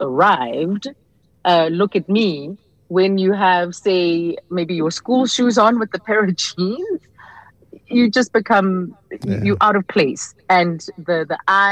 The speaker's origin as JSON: {"language": "English", "town": "Johannesburg", "region": "Gauteng", "country": "South Africa", "tie": "born or raised there", "said": "I was a girl from Pimville, Soweto"}